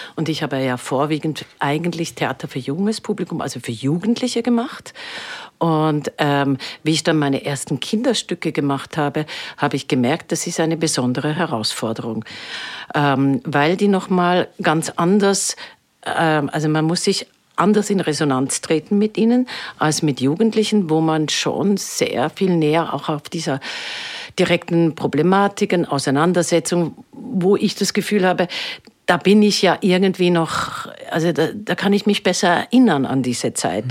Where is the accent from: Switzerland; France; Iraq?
Switzerland; now in Vienna, Austria; Ich komme ja aus der Schweiz